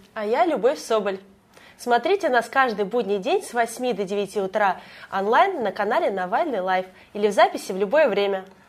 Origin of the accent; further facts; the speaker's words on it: Moscow Oblast, Russia; я знала другие школы э, в нашем городе, я и сама из Подмосковья